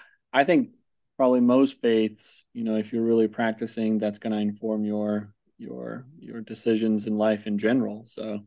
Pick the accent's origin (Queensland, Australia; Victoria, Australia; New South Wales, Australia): Queensland, Australia; Brisbane; born there; I am originally from Finland, but I was actually born in Australia. So that was back in 1986